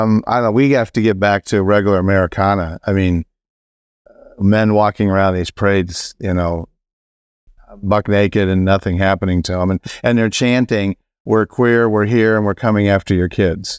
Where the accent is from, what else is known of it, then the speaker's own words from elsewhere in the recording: South Carolina, United States; I'm from South Carolina